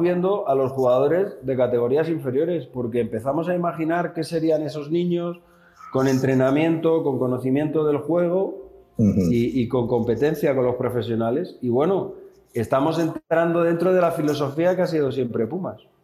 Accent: Spain; siendo españoles, siendo la misma escuela

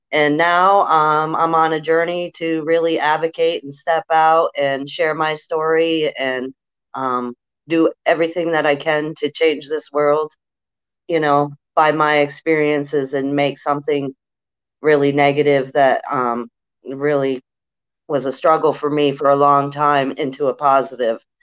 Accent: New Hampshire, United States; I'm from New Hampshire.

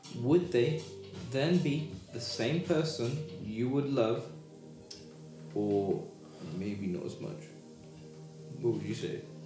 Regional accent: United Kingdom; accent: British; my British accent

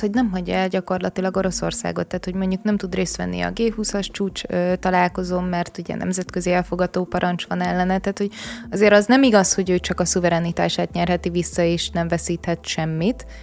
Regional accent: Vác, Pest, Hungary; Én ugye Váci vagyok

